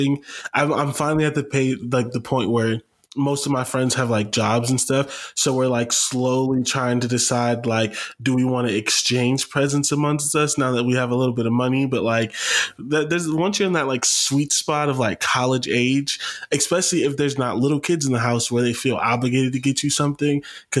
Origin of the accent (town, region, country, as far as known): Canton, Ohio, United States; now in Columbus, United States